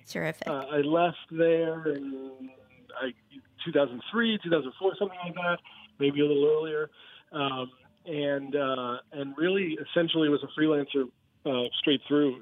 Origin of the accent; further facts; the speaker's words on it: New York City, New York, United States; moved away as an adult; also born or lived in Canarsie, Brooklyn / Massachusetts; now in New Orleans, United States; I grew up in Brooklyn